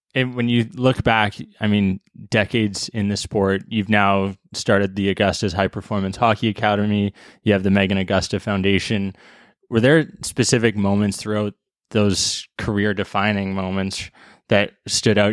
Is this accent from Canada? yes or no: yes; White Rock, British Columbia, Canada; also born or lived in Toronto; my hometown